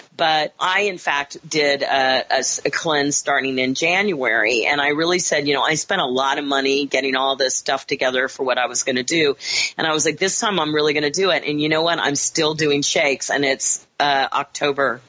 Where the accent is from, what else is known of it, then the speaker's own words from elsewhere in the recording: Kansas, United States; moved away; also born or lived in Chicago; I grew up in Kansas